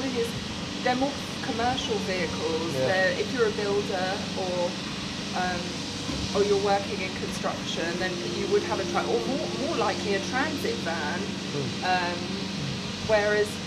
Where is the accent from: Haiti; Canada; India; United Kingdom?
United Kingdom; now in Pittsburgh, United States; it's a world away from the UK, but that's my home now